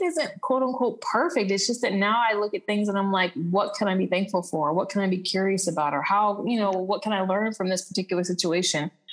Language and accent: English; Texas, United States; moved away as an adult; also born or lived in Aruba; now in Costa Rica; I'm from Texas, but I'm currently living in Costa Rica